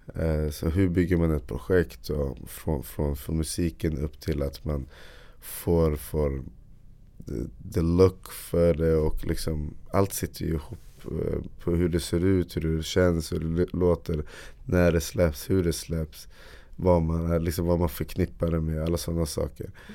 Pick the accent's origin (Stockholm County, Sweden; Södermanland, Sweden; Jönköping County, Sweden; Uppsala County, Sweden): Uppsala County, Sweden; Uppsala; Jag är från Uppsala